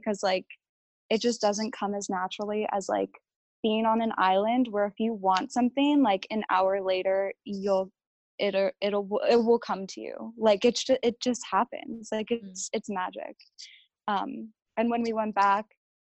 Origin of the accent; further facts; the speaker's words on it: Philadelphia, Pennsylvania, United States; growing up in Philadelphia was like the only life that I've ever known.